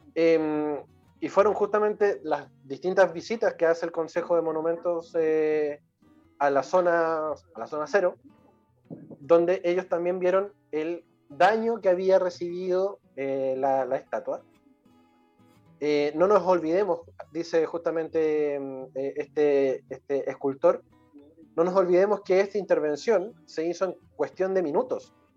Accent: Chile; nosotros somos chilenos

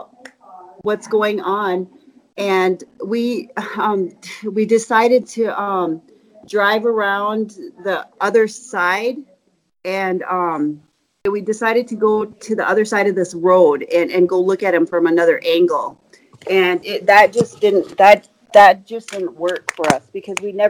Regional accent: Spearfish, South Dakota, United States; I'm from Spearfish, South Dakota. It's in the Black Hills

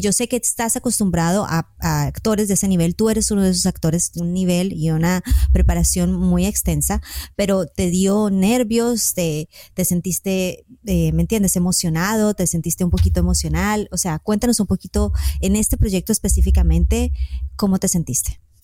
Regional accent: Colombia; Yo creo que soy colombiana

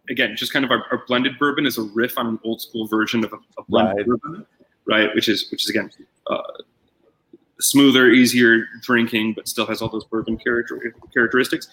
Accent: Detroit, Michigan, United States; I'm from Detroit

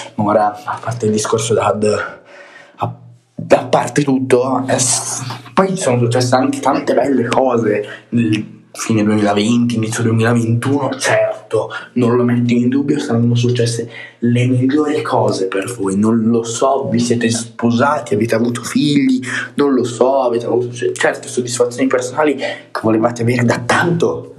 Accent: Tuscany, Italy; accent: Tuscan; sometimes Roman; sono toscano, ogni tanto mi parte l'accento anche romanesco

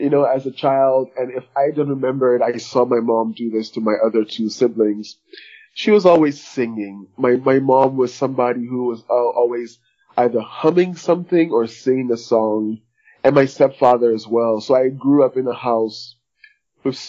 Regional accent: Liberia; now in Missouri, United States; I'm from Liberia, West Africa. I now live in Missouri

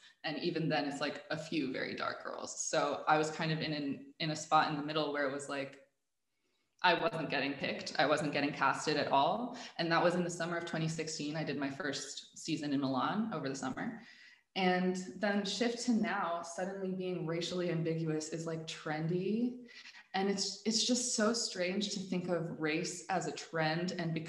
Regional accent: Dubai, United Arab Emirates; also born or lived in Abu Dhabi; And I was born in Abu Dhabi, so I lived there for like 5 years. Then I did most of my growing up in Dubai. So a lot of my formative years were spent in a British school in Dubai.

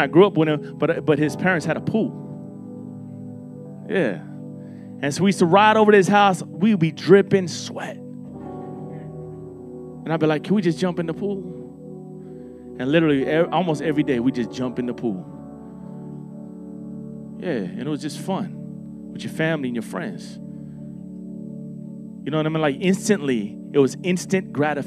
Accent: Miami, Florida, United States; I'm from Miami, Florida

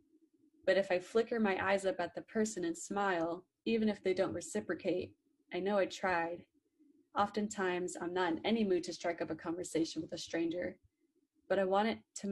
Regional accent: Orlando, Florida, United States; I'm originally from Orlando, Florida

